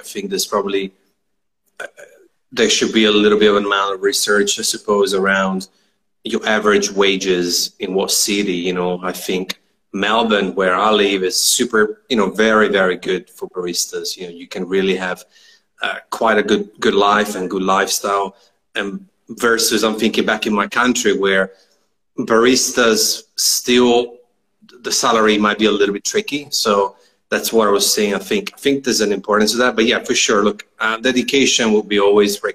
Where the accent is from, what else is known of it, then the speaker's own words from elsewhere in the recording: Italy; now in Australia; I left Italy, but I'm on a town which is super close to Austria.